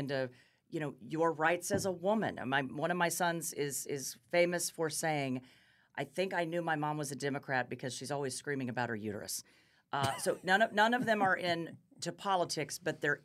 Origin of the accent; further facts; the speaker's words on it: Topeka, Kansas, United States; moved away as an adult; now in Kansas City, United States; I'm from Topeka.